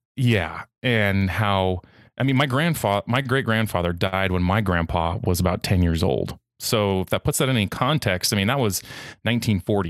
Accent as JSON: {"language": "English", "country": "United States", "said": "As an American who speaks a second language"}